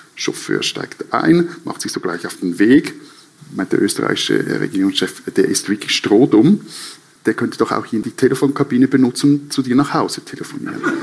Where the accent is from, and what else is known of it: Switzerland